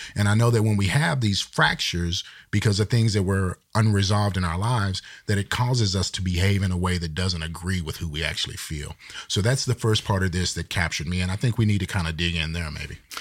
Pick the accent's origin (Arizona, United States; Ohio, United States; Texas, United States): Texas, United States; I'm from Texas